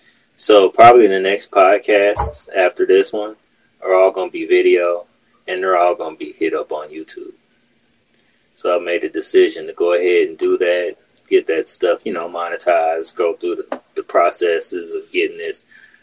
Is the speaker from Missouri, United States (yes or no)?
yes; Kansas City, Missouri, United States; now in St. Louis, United States; I came from Kansas City. Totally different, you know, sides of Missouri. Totally different types of people. Like, and maybe it's just the fact that I'm used to Kansas City and Kansas City people.